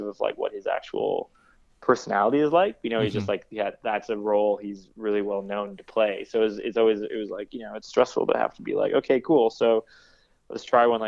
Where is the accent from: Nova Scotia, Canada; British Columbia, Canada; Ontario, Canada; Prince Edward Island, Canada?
British Columbia, Canada; Vancouver; also born or lived in Toronto; now in Brooklyn, United States; I grew up in Vancouver. That was pretty chill. You know, I went to Toronto. That was pretty chill. Now I live in Brooklyn.